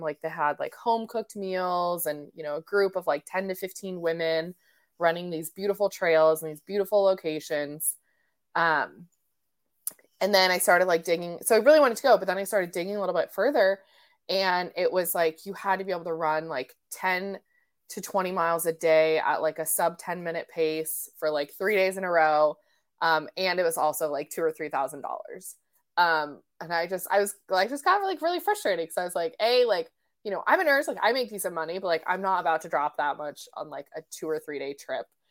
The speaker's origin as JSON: {"language": "English", "region": "Colorado", "country": "United States", "tie": "born or raised there", "also_born_or_lived": "Portland / Bend", "moved": "as an adult", "lives_now": "Olympic Peninsula, United States", "said": "I was raised in Colorado, um, and I moved out to the Northwest when I was, like, I think eighteen"}